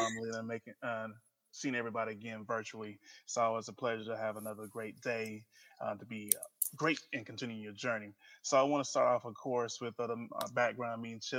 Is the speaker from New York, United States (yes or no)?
no; Huntsville, Texas, United States; So I am originally from Huntsville, Texas, Sam Houston State University.